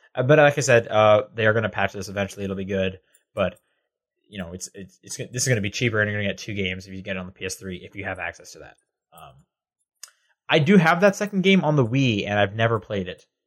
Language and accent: English; Canada; now in United States